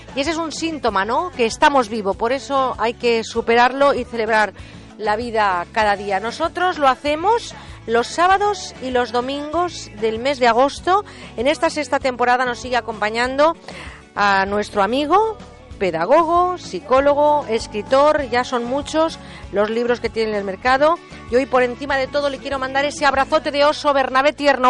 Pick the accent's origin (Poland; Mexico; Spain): Spain; Mediterranean coast; aquí en mi tierra, desde donde hacemos este programa, porque huele a Mediterráneo, huele a Brea, estamos en esta costa del Mediterráneo